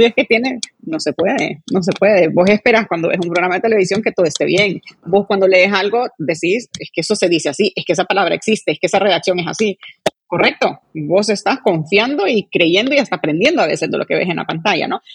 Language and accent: Spanish; Honduras; como hondureños